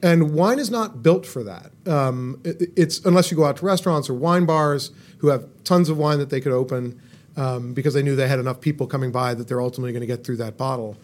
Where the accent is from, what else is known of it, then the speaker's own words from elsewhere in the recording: California, United States; moved away; also born or lived in Boston; I grew up in California, and so I drank California wine